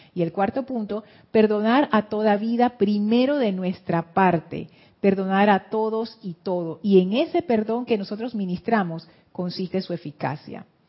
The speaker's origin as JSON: {"language": "Spanish", "country": "Panama", "said": "eso nos marcó a nosotros como panameños"}